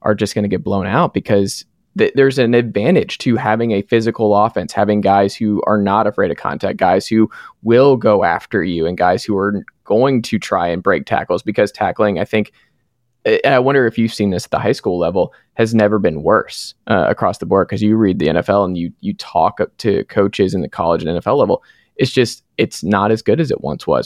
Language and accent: English; Atlanta, Georgia, United States; moved away; I'm from Atlanta originally